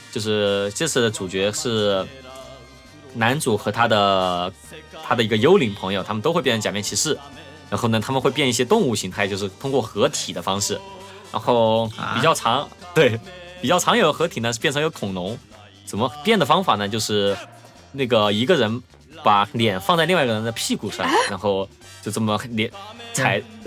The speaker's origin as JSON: {"language": "Chinese", "town": "Chengdu", "region": "Sichuan", "country": "China", "said": "作为一个成都人"}